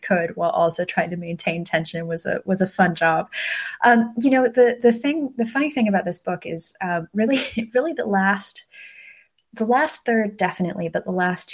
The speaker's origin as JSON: {"language": "English", "country": "United States", "tie": "born or raised there", "moved": "as an adult", "lives_now": "United Kingdom", "said": "somebody who is raised in the United States, but is personally is living in Britain"}